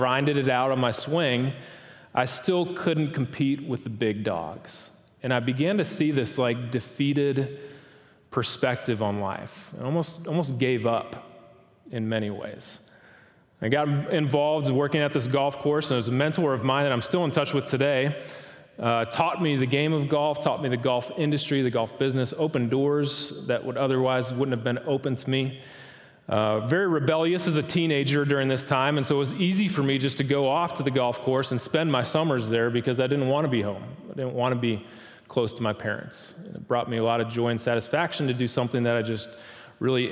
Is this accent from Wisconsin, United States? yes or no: yes; Wisconsin, United States; moved away as an adult; also born or lived in Starkville, Mississippi; I was born and raised in Wisconsin